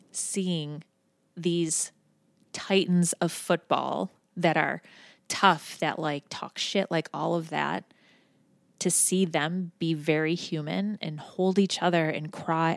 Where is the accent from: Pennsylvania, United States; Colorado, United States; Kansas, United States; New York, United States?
New York, United States; Buffalo; now in Cincinnati, United States; I'm from Buffalo, New York originally